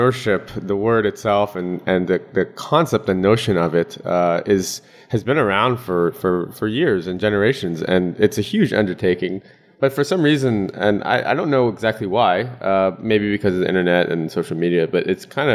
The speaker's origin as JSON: {"language": "English", "country": "United States", "moved": "yes", "lives_now": "Hong Kong", "said": "I'm based in Hong Kong right now, but I'm American"}